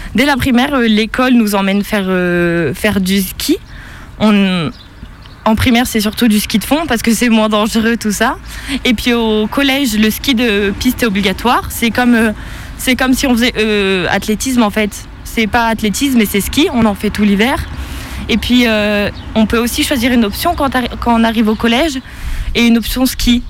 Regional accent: Embrun, Provence-Alpes-Côte d'Azur, France; also born or lived in Saint-Étienne; je viens d'Embrun, une petite ville euh, dans les Hautes-Alpes de 5000-6000 habitants entourée de montagnes

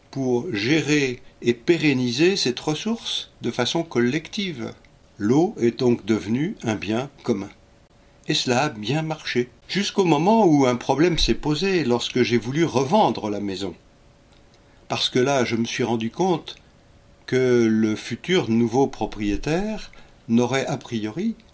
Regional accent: Paris, Île-de-France, France; Je vous ai dit que je suis parisien.

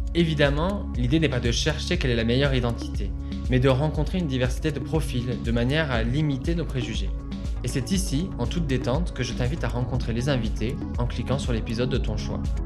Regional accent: Toulouse, Occitania, France; also born or lived in Saint-Jean-de-Braye; now in Lyon, France; j'ai grandi à Toulouse

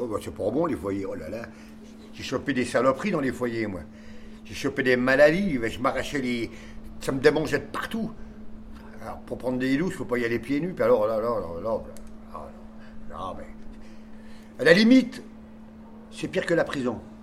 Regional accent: Nancy, Grand Est, France; also born or lived in Ars-sur-Moselle; now in Metz, France; je suis de Nancy, moi, normalement.

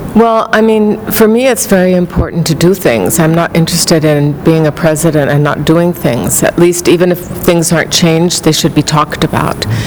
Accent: Mexico; moved away as an adult; also born or lived in New York; We grew up together in Mexico, and he also went to the British school

